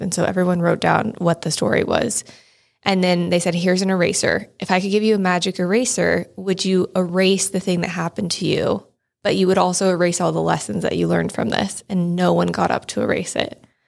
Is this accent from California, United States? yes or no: yes; Shingle Springs, California, United States; also born or lived in Marin County; I grew up in Shingle Springs, which is like a small town outside of Placerville